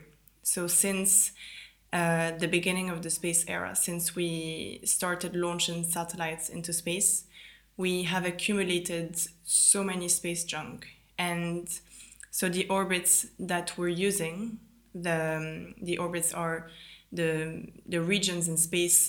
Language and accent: English; Italy; moved away; also born or lived in France / London, United Kingdom; I grew up in Italy. I'm French originally